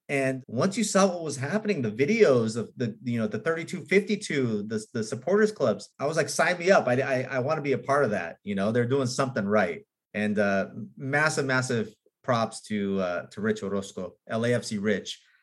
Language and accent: English; Los Angeles, California, United States; I was born in in Hollywood. I grew up on Beechwood, right near the Hollywood sign